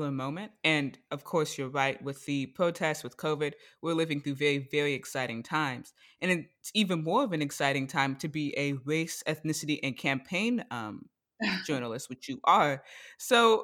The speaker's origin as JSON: {"language": "English", "region": "Florida", "country": "United States", "said": "We are both Florida women"}